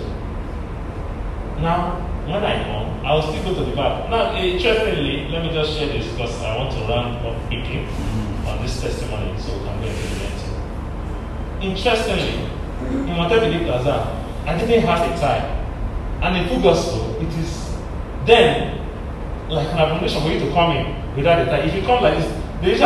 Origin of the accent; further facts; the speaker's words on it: Delta, Nigeria; I was coming from Abo in Delta State